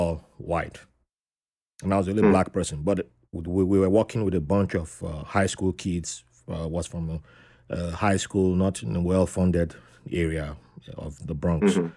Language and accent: English; Nigeria; moved away as an adult; also born or lived in Fairfax County, Virginia / New York; I grew up in Nigeria